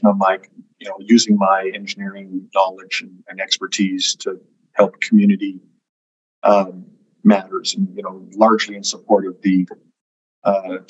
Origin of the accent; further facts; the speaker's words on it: Edmonton, Alberta, Canada; I was born and raised in Edmonton